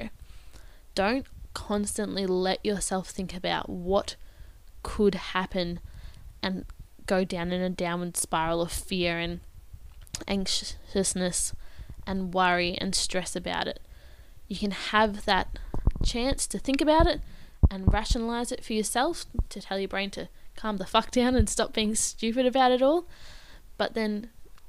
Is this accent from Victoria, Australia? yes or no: yes; Bendigo, Victoria, Australia; if I stayed in my hometown